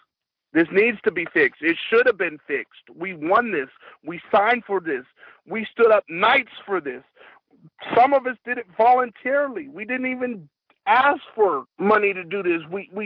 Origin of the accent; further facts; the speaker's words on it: the South, United States; I've been up here for the majority of my life, but I'm from the South, and we have a lot more benefits here in the North than we do in the South.